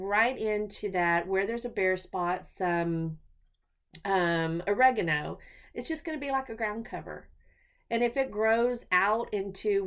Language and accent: English; Texas, United States; I'm a Texan